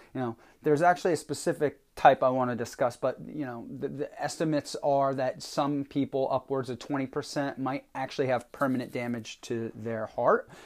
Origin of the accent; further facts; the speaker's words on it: Vermont, United States; moved away as an adult; now in New Jersey, United States; Vermont, which is my home state where I was born and spent the first nineteen years of my life